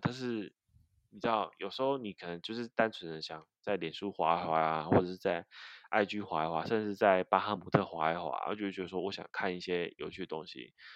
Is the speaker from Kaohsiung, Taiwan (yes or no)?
yes; Kaohsiung, Taiwan; 因为我是高雄人，南部人啊